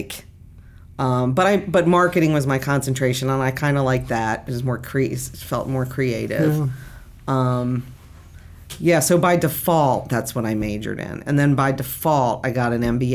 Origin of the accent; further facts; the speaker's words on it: Annapolis, Maryland, United States; I grew up in Annapolis, Maryland.